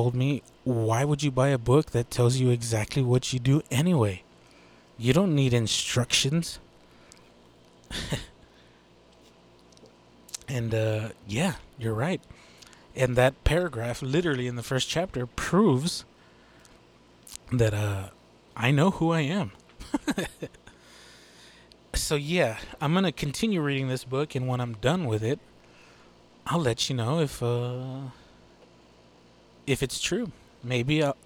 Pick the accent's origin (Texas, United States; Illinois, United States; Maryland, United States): Texas, United States; I'm a Texas-born boy